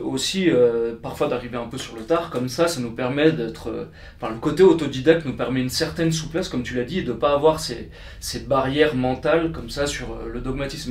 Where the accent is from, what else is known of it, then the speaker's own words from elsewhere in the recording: Haute-Savoie, Auvergne-Rhône-Alpes, France; moved away as an adult; also born or lived in Lyon / Lausanne; now in Paris, France; je suis originaire d'un petit village de Haute-Savoie, un petit village de moins de 1000 habitants